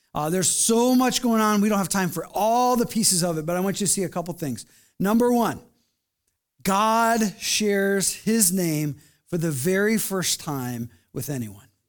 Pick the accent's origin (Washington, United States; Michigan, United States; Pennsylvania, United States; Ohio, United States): Michigan, United States; Flint; I grew up in Flint, Michigan.